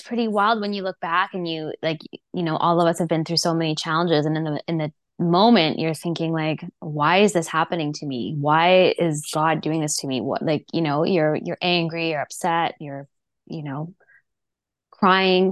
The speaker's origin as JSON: {"language": "English", "town": "Vancouver", "region": "British Columbia", "country": "Canada", "tie": "born or raised there", "said": "I grew up here in Vancouver on the North Shore"}